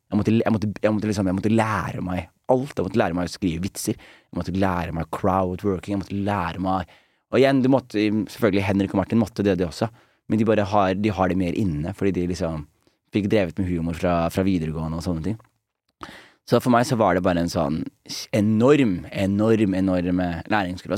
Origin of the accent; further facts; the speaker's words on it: Skien, Telemark, Norway; moved away; … og venner hjemme i Skien